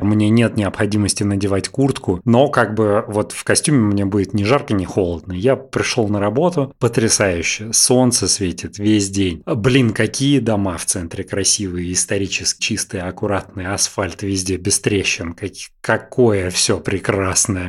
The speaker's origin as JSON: {"language": "Russian", "country": "Russia", "said": "мы из России"}